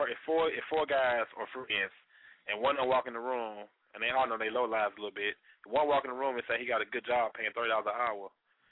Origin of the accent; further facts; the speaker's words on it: Chicago, Illinois, United States; Chi-town is where my family's from